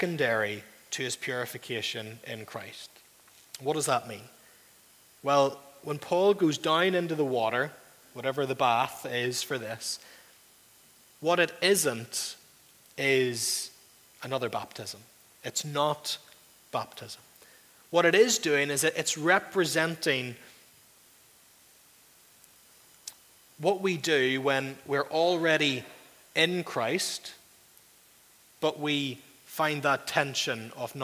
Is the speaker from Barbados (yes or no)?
no; Northern Ireland, United Kingdom; You and I are culturally, mostly in the room, culturally Northern Irish